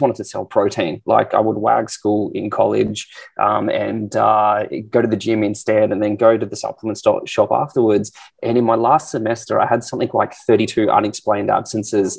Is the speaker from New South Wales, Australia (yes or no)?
no; Canberra, Australian Capital Territory, Australia; moved away as an adult; also born or lived in Sydney; now in Perth, Australia; I grew up in Canberra.